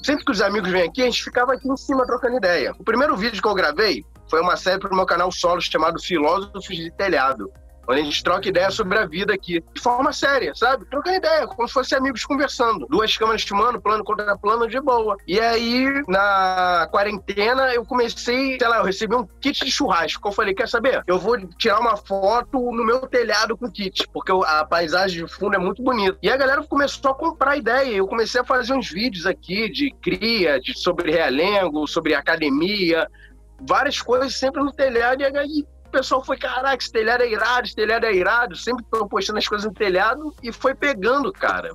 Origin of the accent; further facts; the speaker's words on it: Rio de Janeiro, Brazil; sou do Rio de Janeiro